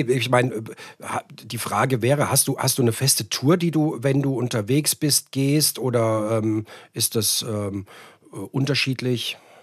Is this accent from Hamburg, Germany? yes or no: no; Frankfurt area, Hesse, Germany; moved away; dass ich ja auch äh, gebürtig Hesse bin, also auch im, im Raum Frankfurt